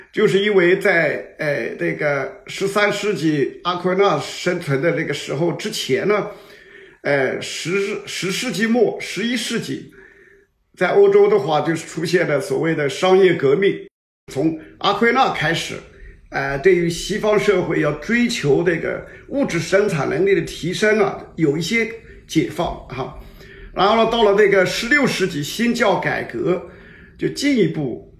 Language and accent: Chinese; China; 这个我们中国人讲的喜事